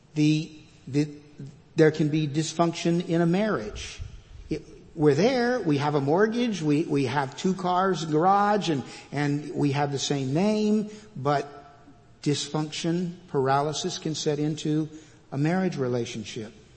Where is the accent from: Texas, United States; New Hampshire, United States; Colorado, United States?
Texas, United States; Fort Worth; moved away as an adult; also born or lived in California; now in Georgetown, United States; I am a native Texan. I was born and raised in Fort Worth